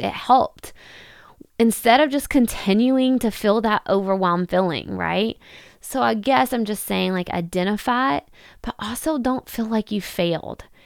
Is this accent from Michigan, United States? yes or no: no; Kentucky, United States; in Kentucky, in my hometown